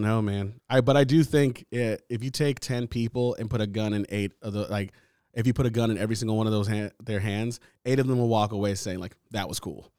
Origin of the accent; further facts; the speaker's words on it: United States; I'm American. I was born here